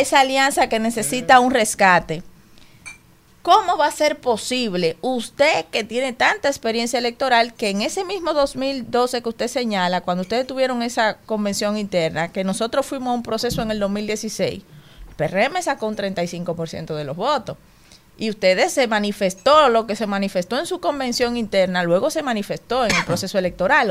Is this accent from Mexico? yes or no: no; Pedro Brand, Distrito Nacional, Dominican Republic; Yo soy de Pedro Brán y Pedro Brán es un sitio difícil